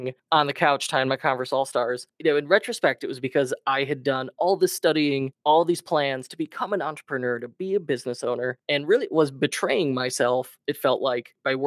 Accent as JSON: {"language": "English", "town": "Chicago", "region": "Illinois", "country": "United States", "tie": "born or raised there", "said": "born and raised Chicago, always in the Midwest. I grew up in the Northwest suburbs"}